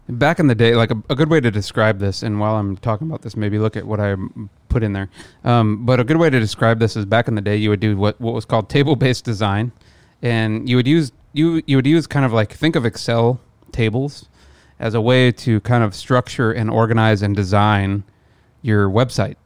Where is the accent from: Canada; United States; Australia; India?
United States; near Omaha, Midwest; moved away; land in Omaha, drive back to my hometown